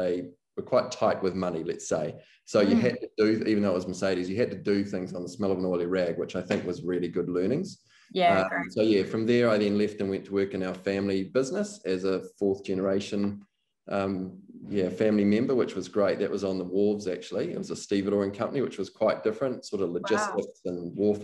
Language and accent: English; New Zealand; being a New Zealander